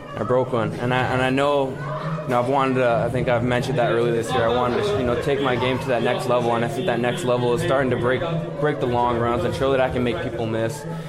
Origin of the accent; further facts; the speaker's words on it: Winnipeg, Manitoba, Canada; my hometown